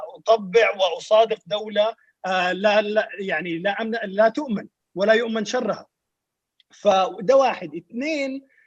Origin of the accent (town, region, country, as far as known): Sudan